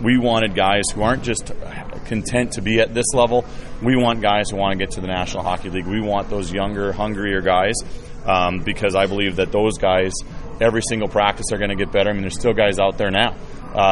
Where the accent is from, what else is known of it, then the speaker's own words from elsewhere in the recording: Milwaukee, Wisconsin, United States; now in Indianapolis, United States; I'm from Milwaukee